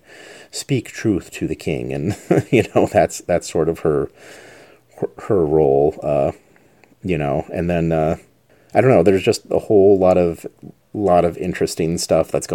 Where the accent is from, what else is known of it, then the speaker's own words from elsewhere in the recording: Albuquerque, New Mexico, United States; moved away; my hometown of Albuquerque